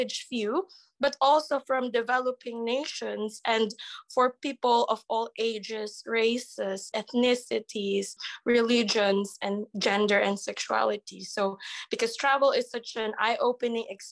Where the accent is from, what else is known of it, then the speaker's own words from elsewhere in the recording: Agoo, Ilocos Region, Philippines; moved away as an adult; now in Ukraine; I'm a 24-year-old Filipina. My hometown is in Agoo, La Union.